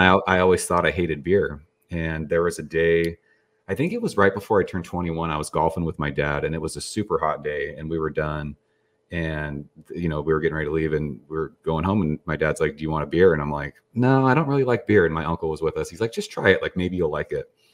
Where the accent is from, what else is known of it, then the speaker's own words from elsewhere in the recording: San Jose, California, United States; I grew up in California